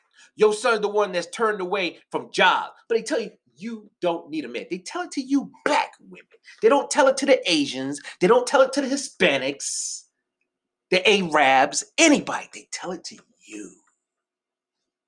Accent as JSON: {"language": "English", "area": "Rockland County", "region": "New York", "country": "United States", "tie": "born or raised there", "said": "I grew up in Rockland County, New York. Shout out to the 845"}